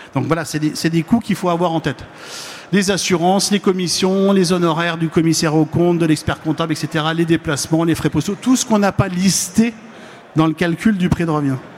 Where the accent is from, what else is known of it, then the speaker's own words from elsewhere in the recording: Lorraine, Grand Est, France; je ne suis pas Normand, je suis Lorrain